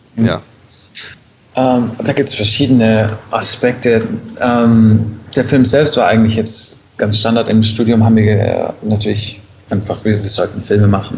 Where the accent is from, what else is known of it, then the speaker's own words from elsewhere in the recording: Stuttgart area, Baden-Württemberg, Germany; now in Berlin, Germany; ich komme ursprünglich aus dem Raum Stuttgart, einer der schwäbischen Berliner